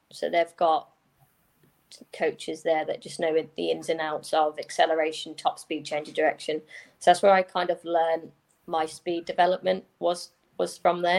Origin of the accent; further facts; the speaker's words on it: Norfolk, East of England, United Kingdom; also born or lived in America; I'm from Norfolk, so I played for Norfolk